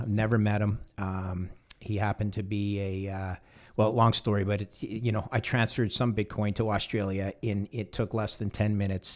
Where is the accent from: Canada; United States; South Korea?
Canada; I'm a Canadian, third generation Canadian